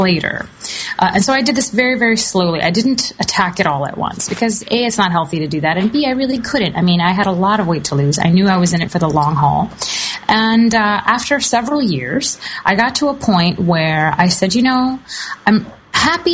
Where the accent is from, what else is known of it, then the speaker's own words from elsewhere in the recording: the South, United States; I grew up in the South